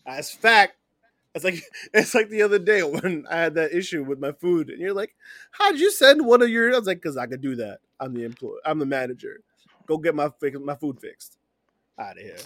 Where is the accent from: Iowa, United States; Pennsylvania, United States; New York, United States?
New York, United States; New York City; I take all the pride in being from New York City